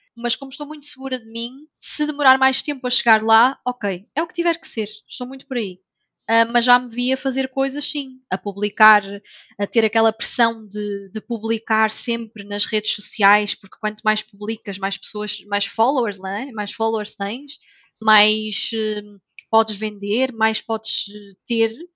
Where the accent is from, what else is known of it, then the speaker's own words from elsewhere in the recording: North, Portugal; moved away as an adult; now in Lisbon, Portugal; eu sou do Norte